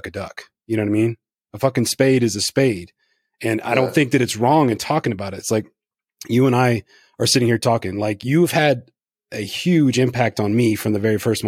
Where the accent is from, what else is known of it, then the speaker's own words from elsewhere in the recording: Northeast Louisiana, United States; I was raised in Northeast Louisiana